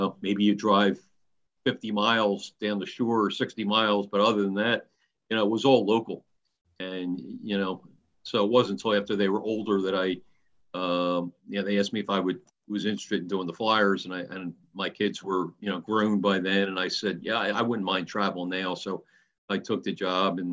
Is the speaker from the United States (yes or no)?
yes; Haddon Heights, New Jersey, United States; I grew up in Haddon Heights, New Jersey, a small town in South Jersey